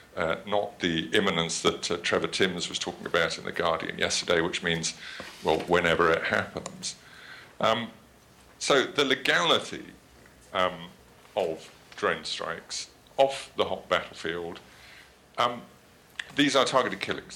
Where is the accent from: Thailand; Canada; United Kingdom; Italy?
United Kingdom; accent: British; my terrible British accent